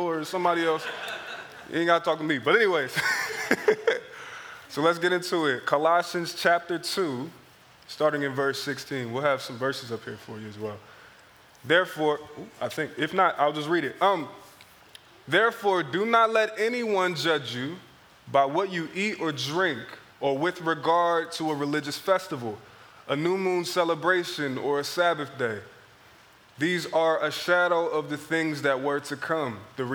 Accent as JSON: {"language": "English", "town": "Philadelphia", "region": "Pennsylvania", "country": "United States", "tie": "born or raised there", "moved": "yes", "said": "growing up in Philadelphia was a very interesting experience"}